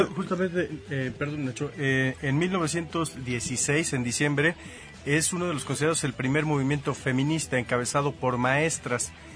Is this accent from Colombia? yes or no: no; Mexico; crecí aquí en México